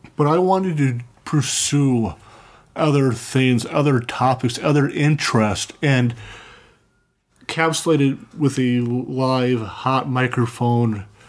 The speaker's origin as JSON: {"language": "English", "town": "Cambridge", "region": "Minnesota", "country": "United States", "tie": "born or raised there", "lives_now": "St. Cloud, United States", "said": "I grew up in you know either in Cambridge, Minnesota"}